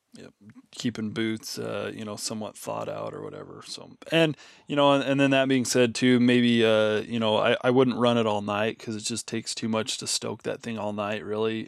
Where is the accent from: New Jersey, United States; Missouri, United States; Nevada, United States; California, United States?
Nevada, United States; Nevada, for example, my home state